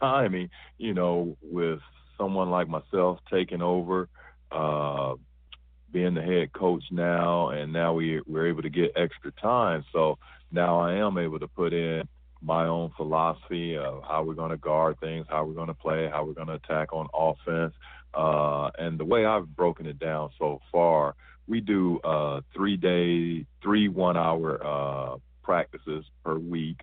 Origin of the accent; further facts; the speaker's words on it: Fort Wayne, Indiana, United States; moved away; I'm from Fort Wayne, Indiana, and obviously Indiana being the basketball country that it is, I grew up on fundamentals